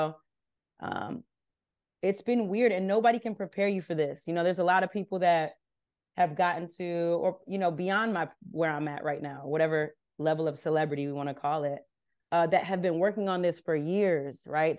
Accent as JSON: {"language": "English", "region": "California", "country": "United States", "tie": "born or raised there", "said": "I grew up in Southern California. I'm like a skater kid at the core."}